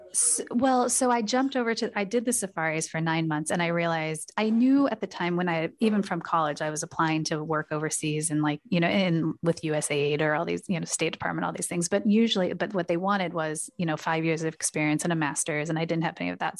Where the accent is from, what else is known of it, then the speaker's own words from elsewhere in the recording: Portland, Oregon, United States; I grew up in Portland, Oregon